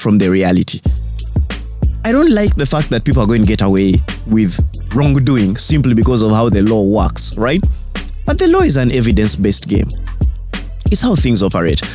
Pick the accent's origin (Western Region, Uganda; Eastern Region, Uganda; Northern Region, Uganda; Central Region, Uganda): Northern Region, Uganda; I'm from Northern Uganda